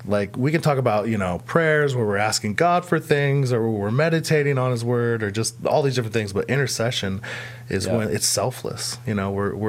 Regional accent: Idaho, United States; I'm from Idaho

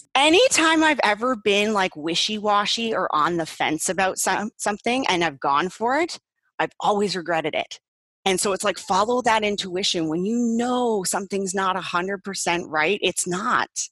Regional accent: Paris, Ontario, Canada; now in Burlington, Canada; I'm from originally from Paris, Ontario

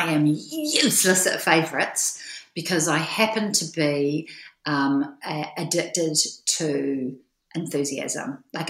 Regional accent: Wellington, New Zealand; also born or lived in England; I was born in Whanganui Atara in Wellington and spent my life growing up around different cities in New Zealand, and even had a stint overseas in England with my whānau as an early teenager.

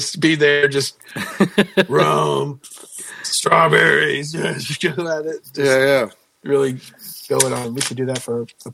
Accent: Mississippi, United States; I'm from the South, you know, so you can go through the drive-through daiquiri store to get, you know, your drink. Every time I fly home to Mississippi, Mississippi, you get off the plane in New Orleans and you have to drive over.

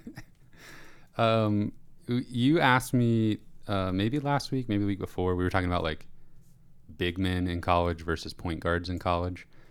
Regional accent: Springfield, Missouri, United States; We're from Springfield.

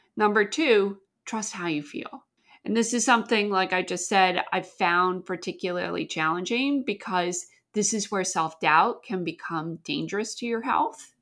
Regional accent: Canada; now in United States; I grew up in Canada

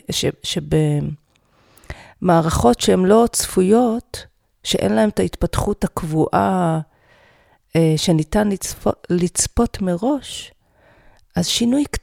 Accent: Even Yehuda, Central District, Israel; גדלתי באבן יהודה, וחלק מילדי אבן יהודה היו לומדים בהדסים.

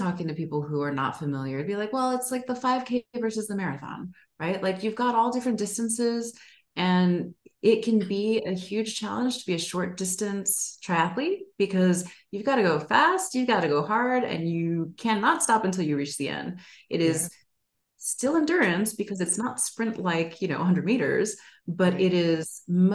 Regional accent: El Paso, Texas, United States; moved away; also born or lived in Dallas, Texas; I moved back to my hometown, which is El Paso, Texas, which is on the US-Mexico border

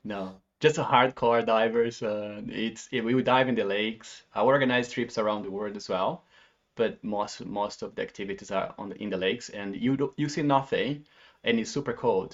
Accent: Brazil; moved away as an adult; now in Basel, Switzerland; I'm from Brazil. I'm um, based in Switzerland for 13 years, and but I and I worked in 11 other countries um, through my career as well. But Switzerland is the longest place I have been, uh, not counting Brazil, where I grew up.

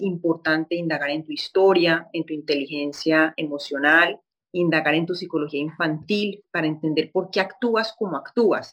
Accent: Colombia; moved away as an adult; now in Rio de Janeiro, Brazil; ejercer periodismo en mi país, que soy colombiana

